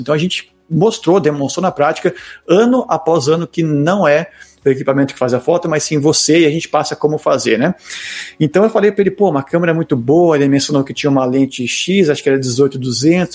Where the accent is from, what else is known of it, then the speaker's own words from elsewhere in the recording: Brazil; eu sou brasileiro